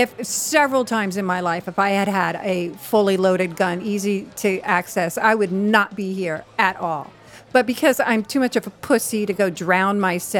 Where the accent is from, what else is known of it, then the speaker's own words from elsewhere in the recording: Cabin John, Maryland, United States; moved away; I'm from Redneckville. I'm from Maryland, Cabin John, Maryland, and everybody was a redneck.